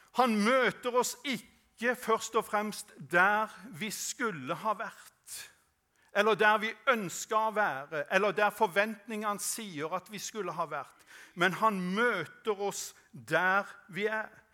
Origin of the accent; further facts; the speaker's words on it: Norway; jeg vokste opp på Sødal